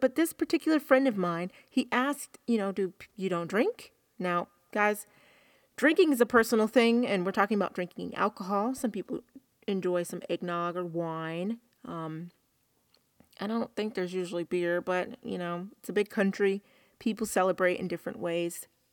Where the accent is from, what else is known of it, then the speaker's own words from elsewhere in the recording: the South, United States; I'm from the South